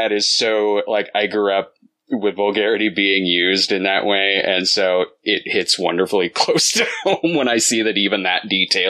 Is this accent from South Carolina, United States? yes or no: no; central Illinois, United States; Like I'm not from Chicago, but I'm from Illinois, central Illinois.